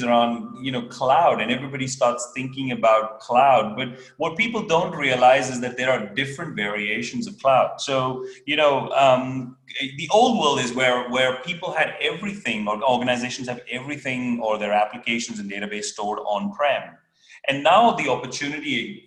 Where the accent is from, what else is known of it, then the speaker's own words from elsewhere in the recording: India; also born or lived in Belgium; now in Europe; I was born in India. I'm a Belgian, and I have been living in Europe for a very long time.